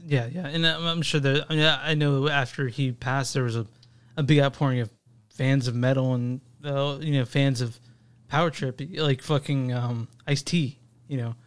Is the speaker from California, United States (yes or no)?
no; Dallas, Texas, United States; I grew up in Dallas